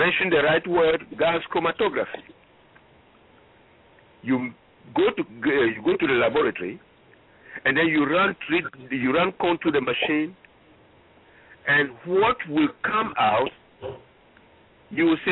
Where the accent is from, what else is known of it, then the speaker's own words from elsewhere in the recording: Ghana; now in United States; I am from Ghana originally, West Africa.